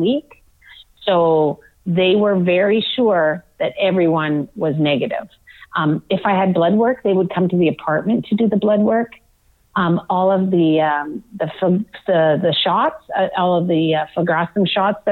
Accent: Manitoba, Canada; a town that I grew up in Manitoba

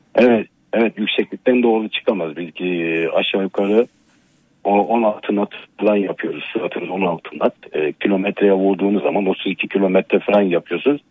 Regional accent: Görele, Giresun, Turkey; ben Karadenizliyim Giresun Göreleliyim ben. Giresun Göreli'de e, doğdum.

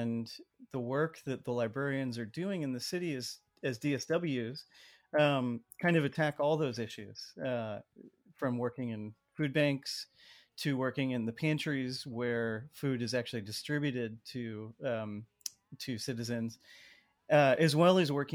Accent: San Jose, California, United States; someone who I grew up with in San Jose

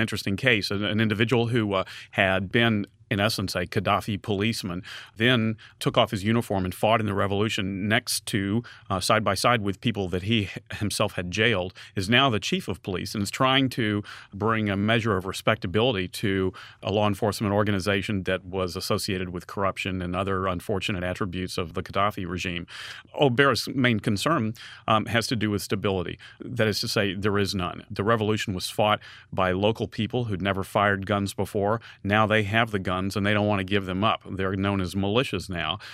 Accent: United States; when I would say with some hesitation, um, "The United States

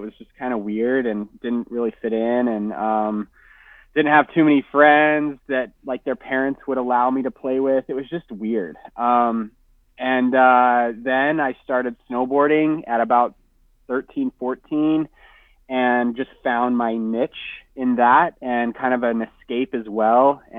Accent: Salt Lake City, Utah, United States; also born or lived in Los Angeles area, California; now in Southern California, United States; I'm from Salt Lake City, Utah.

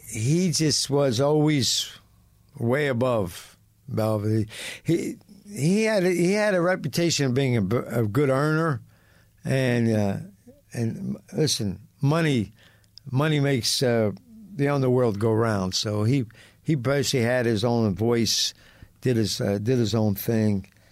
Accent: Philadelphia, Pennsylvania, United States; I was raised on Gunman Row.

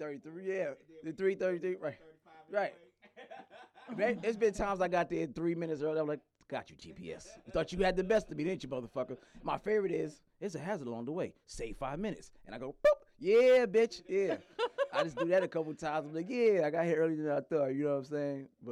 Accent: New York, United States; now in Douglasville, United States; I'm a New Yorker

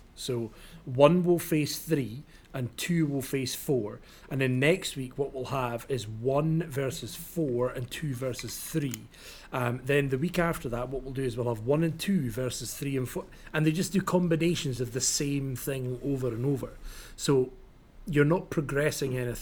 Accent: Scotland, United Kingdom; I'm Scottish

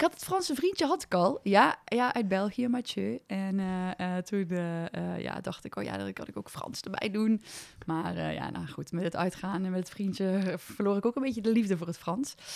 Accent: Overloon, North Brabant, Netherlands; moved away as an adult; now in Nijmegen, Netherlands; ik kom uit de Overloon, dat is een klein dorpje in Brabant.

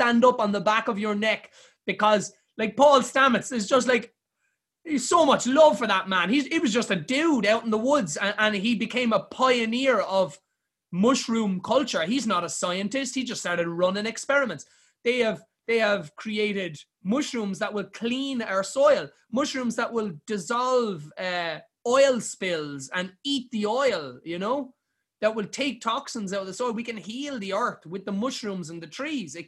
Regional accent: Ireland; We're Irish people

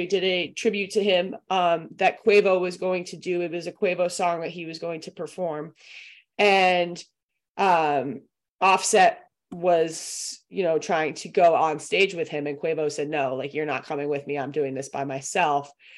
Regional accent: Boston, Massachusetts, United States; I'm from Boston

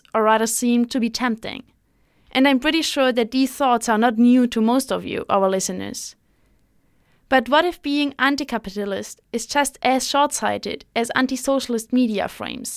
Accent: Germany; I'm from Germany, one of those Western states where capitalism has been the dominating system for the last couple of centuries

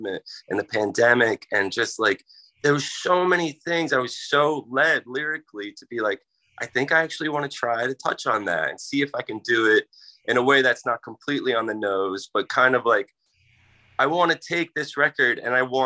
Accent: Philadelphia, Pennsylvania, United States; I grew up in Philly

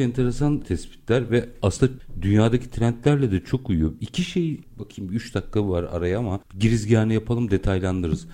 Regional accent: Istanbul, Turkey; doğma büyüme Bakırköylü

